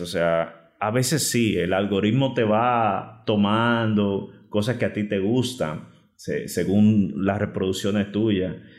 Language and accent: Spanish; Dominican Republic; República Dominicana, yo digo que es bendecida porque en el punto geográfico que estamos, aparte de ser envidiado, nos llega de toda clase de música de todo el mundo. Por lo tanto, tuve la dicha de crecer en ese universo enorme de, canciones.